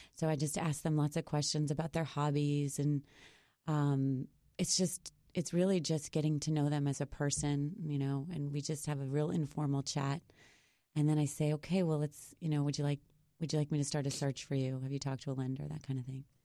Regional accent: Boston, Massachusetts, United States; I'm from Boston

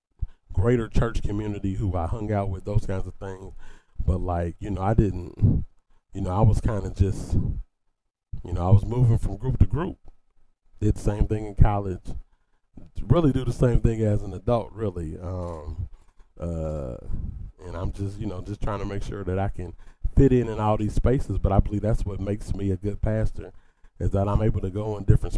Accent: Dayton, Ohio, United States; I grew up in the Shiloh Baptist Church in Dayton, Ohio

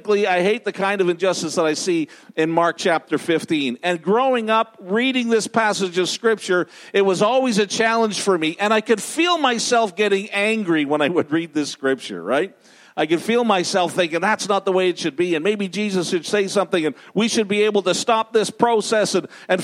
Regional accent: Ottawa, Ontario, Canada; also born or lived in Thailand; now in Montreal, Canada; I grew up in Ottawa

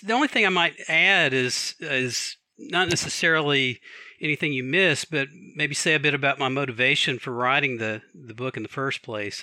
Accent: Atlanta, Georgia, United States; also born or lived in Washington, D.C. area / Alexandria, Virginia; now in Takoma Park, United States; I actually gr-, gr-, grew up in Atlanta, Georgia, but I've lived here, I think, longer than I've lived anywhere else

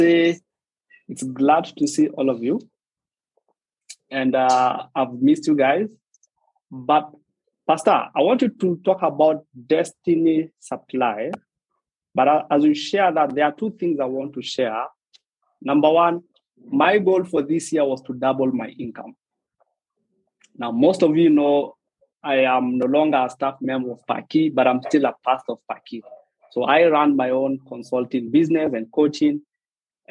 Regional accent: Nairobi, Kenya; English is a second language; I was born a kilometer from a slum. So I was born in Isili. Then we have the road, Juja Road. The other side of the road is Mathare.

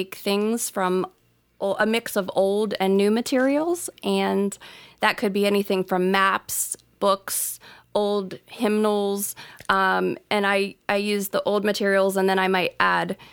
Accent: Sharpsville, Pennsylvania, United States; moved away as an adult; now in Ben Avon, United States; I was originally from Sharpsville, Pennsylvania, which is about an hour north of the city

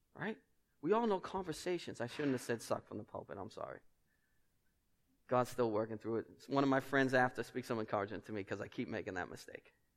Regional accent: Boston, Massachusetts, United States; accent: Boston; my accent

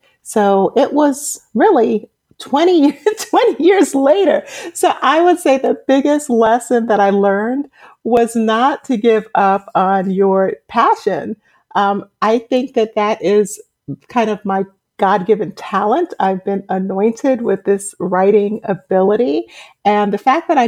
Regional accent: New York City, New York, United States; moved away as an adult; now in Atlanta, United States; I'm originally from Brooklyn, New York. I was raised in a Caribbean American family, and I came to Atlanta in 2007

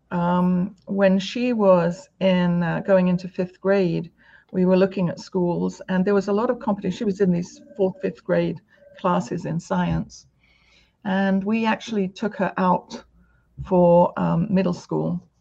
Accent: United Kingdom; now in United States; coming from the UK to America, um, the other, other asset that I think has helped me is my accent

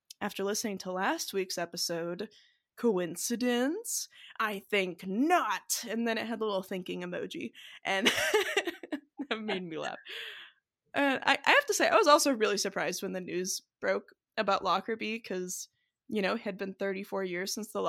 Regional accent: New Zealand; I grew up in New Zealand, so this one is particularly poignant.

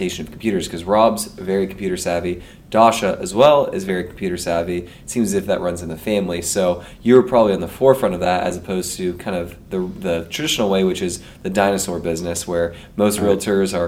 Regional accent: Menlo Park, California, United States; also born or lived in Atherton; I grew up in Menlo Park

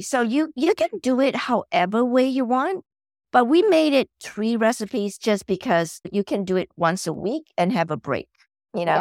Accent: Malaysia; moved away as an adult; now in United States; I'm originally from Malaysia

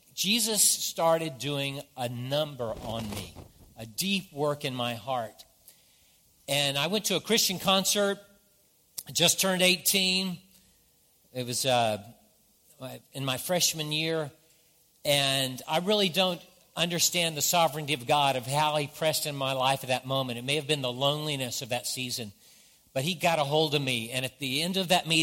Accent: the South, United States; I grew up in the South, so there's certain things that I say that not everybody understands

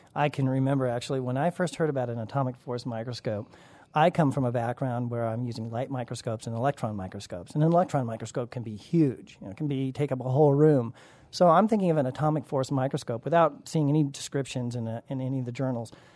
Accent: Colorado, United States; growing up in Colorado

